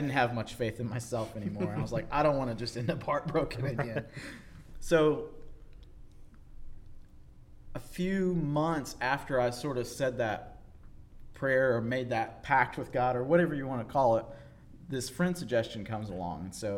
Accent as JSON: {"language": "English", "region": "North Carolina", "country": "United States", "tie": "born or raised there", "said": "So I grew up on the East Coast in North Carolina, moved around a lot as a kid"}